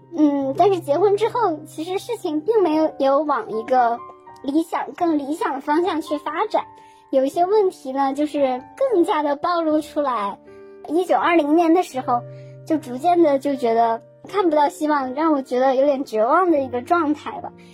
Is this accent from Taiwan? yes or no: no; Northeast China, China; moved away as an adult; 因为我是东北人嘛